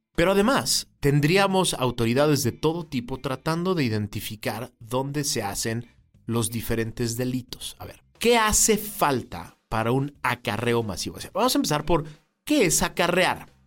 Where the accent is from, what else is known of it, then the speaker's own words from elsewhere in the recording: Mexico; los mexicanos tenemos que estar conscientes